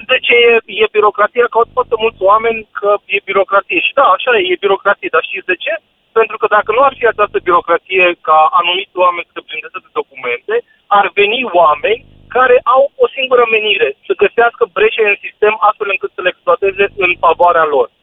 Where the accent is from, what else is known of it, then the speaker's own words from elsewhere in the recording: Bihor County, Romania; Eu sunt din Bihor